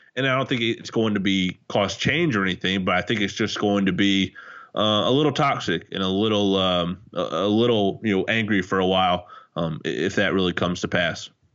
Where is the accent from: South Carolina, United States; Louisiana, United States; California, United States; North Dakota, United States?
South Carolina, United States; I'm from South Carolina. Um, I live in Columbia where University of South Carolina is